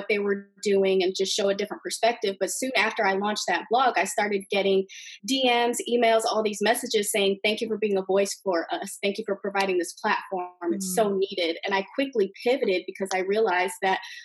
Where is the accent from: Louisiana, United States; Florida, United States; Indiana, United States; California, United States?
Indiana, United States; Bloomington; growing up in Bloomington, Indiana, female basketball players, we were treated a little bit differently